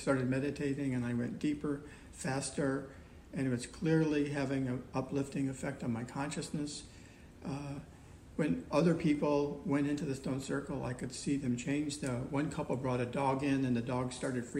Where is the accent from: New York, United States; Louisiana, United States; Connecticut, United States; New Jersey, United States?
New York, United States; Ithaca; I grew up in Ithaca, New York.